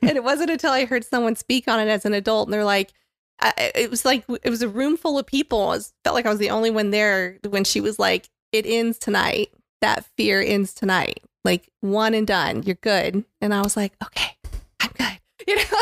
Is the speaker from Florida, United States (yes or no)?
yes; Tampa, Florida, United States; I grew up in Tampa, Florida